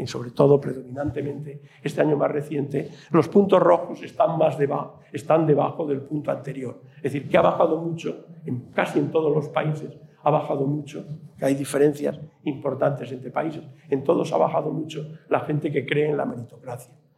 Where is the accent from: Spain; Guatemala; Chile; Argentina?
Spain; Puente Villarente, Castile and León; cuando yo estudié el bachillerato en mi pueblo, aquí en Puente Villarente